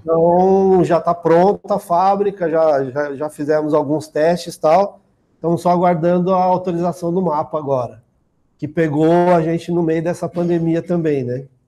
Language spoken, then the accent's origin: Portuguese; Osasco, São Paulo, Brazil; Eu já nasci aqui em São Paulo, em Osasco